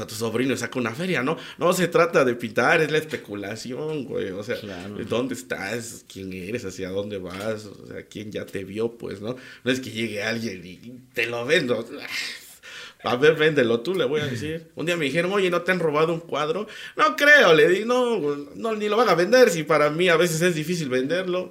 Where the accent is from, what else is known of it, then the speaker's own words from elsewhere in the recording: Tlacolula de Matamoros, Oaxaca, Mexico; los de mi pueblo